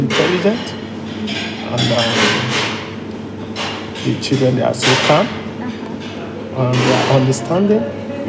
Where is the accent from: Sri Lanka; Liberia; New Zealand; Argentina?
Liberia; Yeah, originally I'm from Liberia, West Africa.